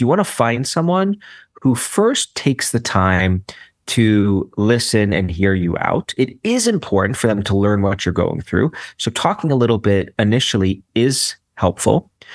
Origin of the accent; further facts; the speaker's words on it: New York City, New York, United States; I'm a city boy through and through. Like, you know, there's a book written about where I come from. Like, I'm from Brooklyn